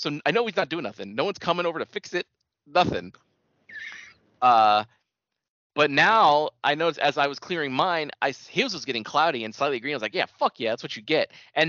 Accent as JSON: {"language": "English", "region": "California", "country": "United States", "tie": "born there", "said": "Yep, I was born in the Bay Area and then decided, no, we're going to the suburbs, so we came here."}